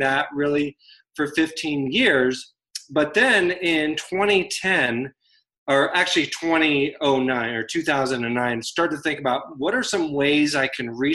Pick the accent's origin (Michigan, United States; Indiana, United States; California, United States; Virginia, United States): Virginia, United States; now in Denver, United States; So I live in Denver, Colorado, but I grew up in Virginia, still have family back in the East Coast.